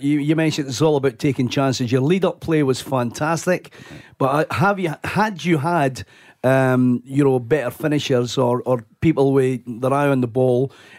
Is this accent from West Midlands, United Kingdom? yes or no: no; Scotland, United Kingdom; now in Australia; being a Scotsman